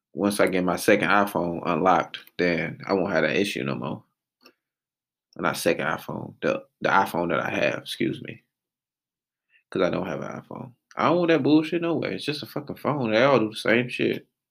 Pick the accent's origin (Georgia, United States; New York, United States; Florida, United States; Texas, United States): Georgia, United States; Atlanta; born and raised in Atlanta, Georgia.